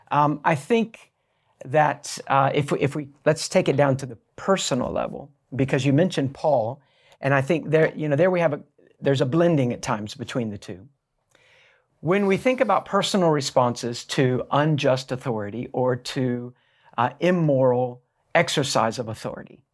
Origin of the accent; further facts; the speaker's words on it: United States; I'm also an American